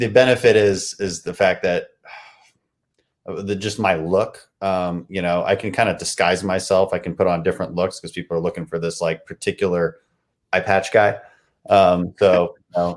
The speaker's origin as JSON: {"language": "English", "region": "Texas", "country": "United States", "said": "my district would be the second district in Texas"}